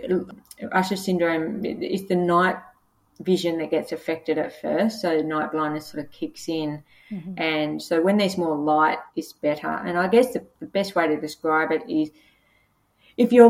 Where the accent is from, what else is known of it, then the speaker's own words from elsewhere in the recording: Casino, New South Wales, Australia; moved away; also born or lived in Gold Coast; I was born in Casino, which is the beef capital of Australia, we have beef wheat cream and we used to have breakfast with the butchers when I was a kid.